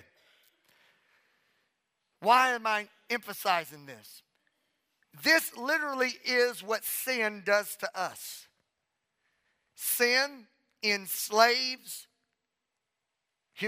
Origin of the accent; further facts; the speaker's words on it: Southwest Louisiana, United States; Growing up in Southwest Louisiana